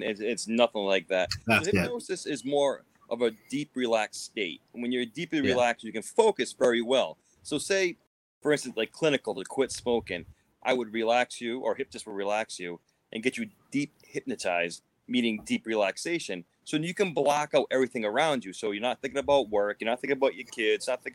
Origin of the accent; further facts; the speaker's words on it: Cumberland, Rhode Island, United States; I'm in my hometown. Yep, Cumberland